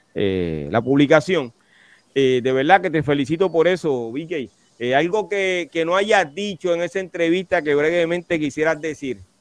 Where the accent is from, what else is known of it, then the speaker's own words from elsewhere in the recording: Carolina, Puerto Rico; soy de Carolina